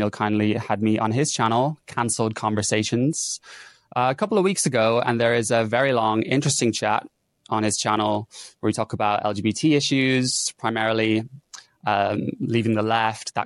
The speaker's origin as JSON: {"language": "English", "country": "Ireland", "moved": "yes", "lives_now": "London, United Kingdom", "said": "I'm a gay man based in London. I'm from Ireland"}